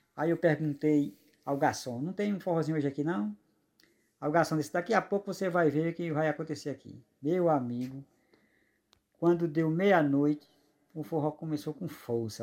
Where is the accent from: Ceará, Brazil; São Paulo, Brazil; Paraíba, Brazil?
Paraíba, Brazil; Eu sou paraibano e minha esposa é amazonense.